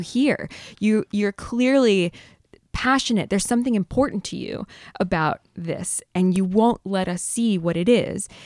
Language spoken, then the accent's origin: English; San Diego, California, United States; I grew up in San Diego in a sort of surf hamlet north of San Diego.